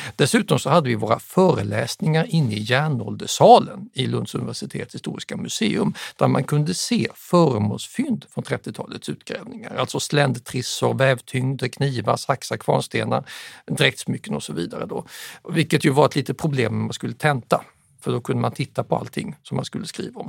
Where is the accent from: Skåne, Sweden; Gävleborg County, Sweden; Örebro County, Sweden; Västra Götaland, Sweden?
Skåne, Sweden; Staffanstorp; also born or lived in Södertälje / Huddinge; vid fyra års ålder exporterades jag med mamma och pappa till Staffanstorp mellan Lund och Malmö. Och där växte jag upp